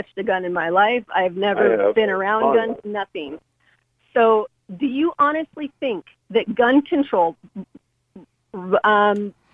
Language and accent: English; United States; as an American